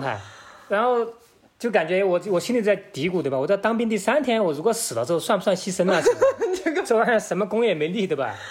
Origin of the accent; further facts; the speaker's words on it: Pingwu, Sichuan, China; 我的家乡就是在现代的大熊猫公园，之前在平武